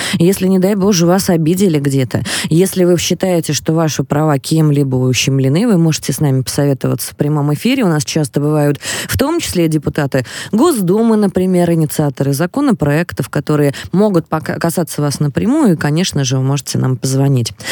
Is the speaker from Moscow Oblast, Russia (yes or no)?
yes; Moscow Oblast, Russia; Я из Подмосковья